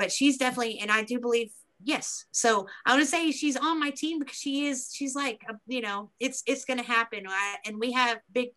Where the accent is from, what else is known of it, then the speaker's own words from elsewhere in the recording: Beebe, Arkansas, United States; this is in my hometown.